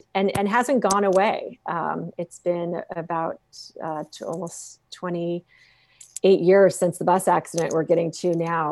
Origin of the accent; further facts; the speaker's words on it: Phoenix, Arizona, United States; growing up in Phoenix, Arizona, we all learned to swim when we learned to walk